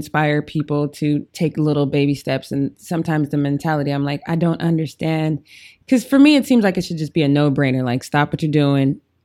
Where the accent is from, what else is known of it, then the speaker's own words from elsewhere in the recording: Denver, Colorado, United States; my hometown of Denver